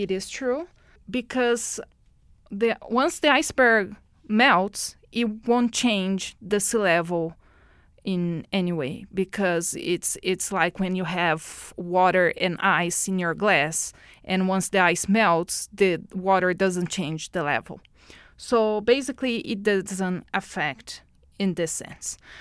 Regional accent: Brazil; moved away as an adult; now in Edmonton, Canada; born in Brazil.

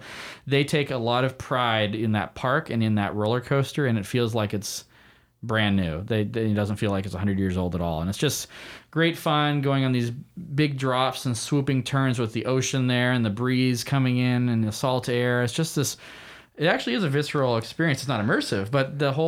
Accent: California, United States; I grew up in California

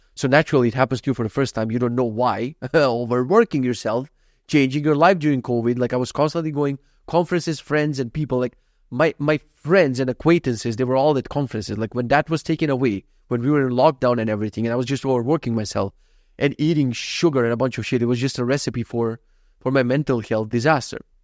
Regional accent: North Macedonia; moved away; I come from Macedonia

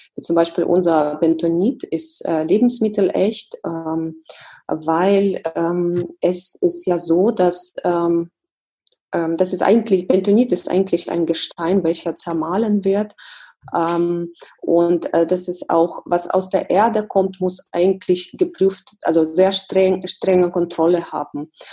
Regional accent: Russia; now in Germany; mein Heimatland ist Russland

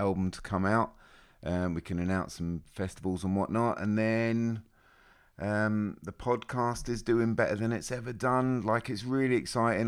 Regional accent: Australia; I'm Australian.

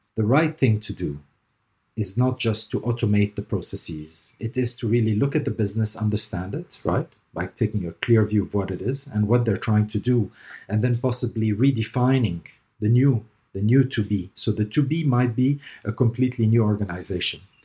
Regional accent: Dubai, United Arab Emirates; moved away as an adult; also born or lived in Lebanon / Canada / North America / Caribbean; I was born in Lebanon to parents of, uh, German and Palestinian and Armenian roots. And, uh, I ended up in the G C C here in Dubai. G C C stands for the Gulf Cooperation Council. Um, but, uh, yeah, I ended up here in Dubai where I grew up

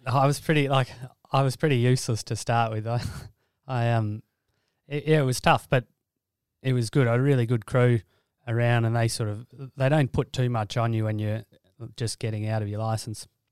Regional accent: Alice Springs, Northern Territory, Australia; also born or lived in Brisbane; grew up on a cattle station near Alice Springs, about two hundred k's northwest of Alice.

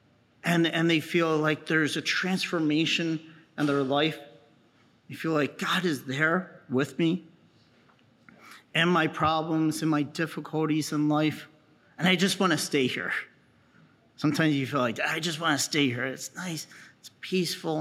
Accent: New Jersey, United States; So I'm from New Jersey, so I go down to the Jersey Shore

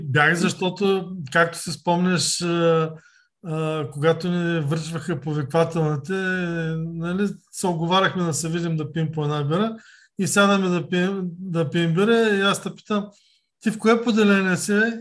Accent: Varna, Varna Province, Bulgaria; роден съм а, през 1968 година в а, Варна, Козерог съм като изключим а, времето, през което нали, от, отбивах военната си служба и когато учихме в София, през цялото време съм живял във Варна.

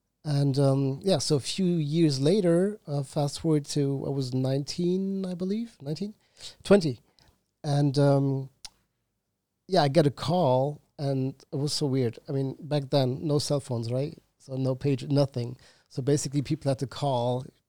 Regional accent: Germany; born there; I was born in Germany, but I'm not German. I don't have a German nationality and I don't have any German blood.

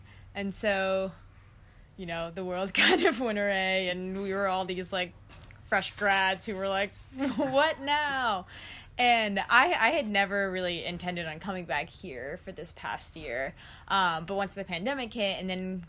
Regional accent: New York City, New York, United States; also born or lived in Japan / Yamhill, Oregon; I was raised in New York, but kind of bounced between here and New York my whole life. I was actually born in Japan

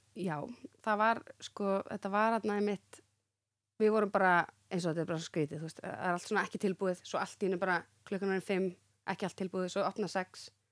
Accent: Reykjavík, Capital Region, Iceland; also born or lived in Grafarvogur; Ég átti heim í Breiðholtinu

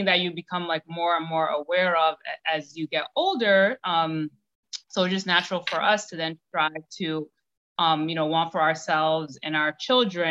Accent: New York City, New York, United States; Born and raised in Brooklyn, New York.

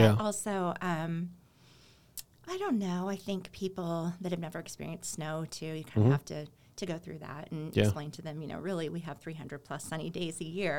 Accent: Kansas City, United States; also born or lived in Alexandria, Virginia; now in Colorado Springs, United States; I grew up in Kansas City

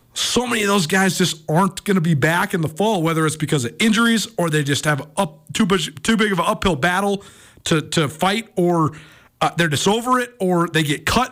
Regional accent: Missoula, Montana, United States; some of my high school slash even middle school buddies that I've known forever growing up in Missoula

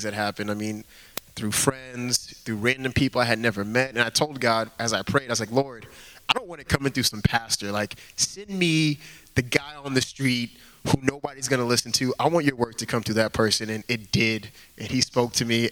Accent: Houston, Texas, United States; moved away as an adult; now in Boston, United States; I grew up in Houston

